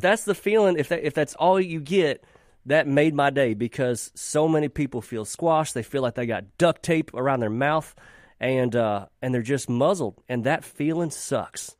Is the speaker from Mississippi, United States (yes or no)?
yes; Mississippi, United States; also born or lived in Nashville; growing up in Mississippi